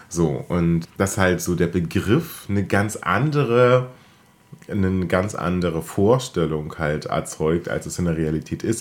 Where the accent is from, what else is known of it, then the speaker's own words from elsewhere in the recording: Germany; wir als äh, Deutsche mit unserer Pedanterie